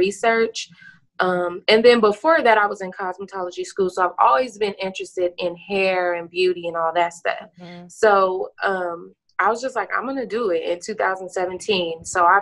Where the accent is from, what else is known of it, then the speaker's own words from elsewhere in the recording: Los Angeles, California, United States; moved away as an adult; now in Henderson, United States; I am from Los Angeles, California. I moved here in 2013 in April